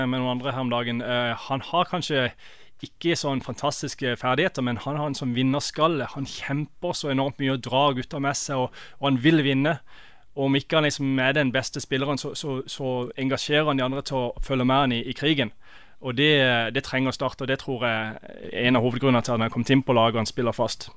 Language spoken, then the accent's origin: Norwegian; Norway; now in United States